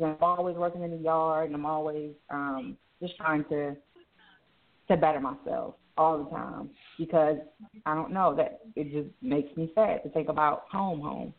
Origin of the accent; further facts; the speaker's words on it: Baltimore, Maryland, United States; moved away; I'm originally from Baltimore, uh, Maryland